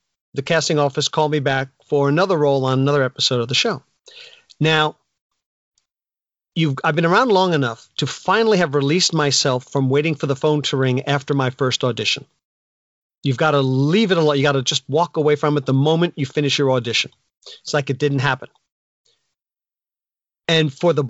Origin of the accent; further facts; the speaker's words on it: northern New Jersey, United States; now in Jersey Shore, United States; I'm from northern New Jersey